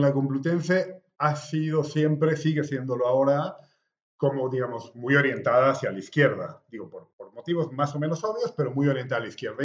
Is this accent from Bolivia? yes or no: yes; La Paz, Bolivia; moved away as an adult; also born or lived in Caracas, Venezuela; now in Madrid, Spain; Bueno, pues soy boliviano, tengo 41 años, que cumplí en octubre del año pasado. Estoy viviendo en Madrid. Eh, digo, Madrid es como mi segunda ciudad después de La Paz.